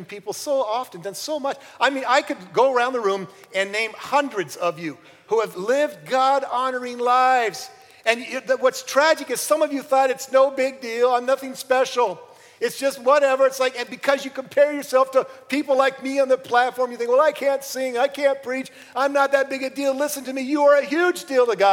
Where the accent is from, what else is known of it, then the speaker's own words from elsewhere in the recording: Hibbing, Minnesota, United States; moved away; Part of my life, I grew up in Hibbing, Minnesota